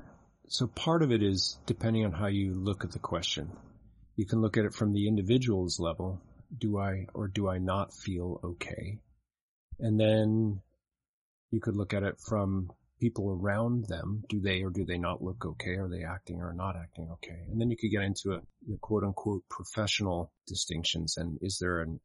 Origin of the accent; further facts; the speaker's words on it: Salt Lake City, Utah, United States; moved away; I spent part of my growing up in Salt Lake City, Utah